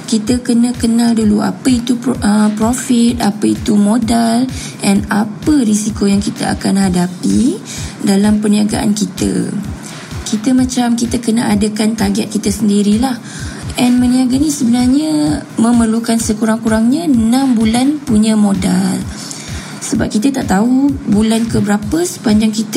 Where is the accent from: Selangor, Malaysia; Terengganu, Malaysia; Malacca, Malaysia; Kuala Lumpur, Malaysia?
Selangor, Malaysia; Ampang; Saya berumur 29 tahun. Saya berasal dari Ampang. Saya adalah anak kedua dari tiga orang adik-beradik.